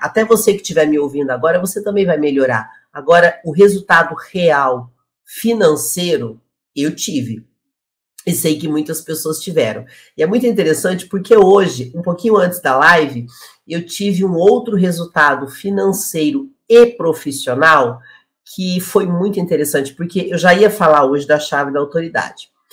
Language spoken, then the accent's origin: Portuguese; Curitiba, Paraná, Brazil; moved away; ele é de Curitiba e eu também sou de Curitiba.